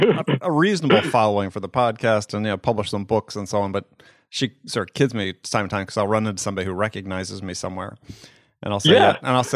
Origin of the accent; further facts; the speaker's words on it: Wisconsin, United States; also born or lived in San Diego, California; now in New York, United States; I grew up in Wisconsin.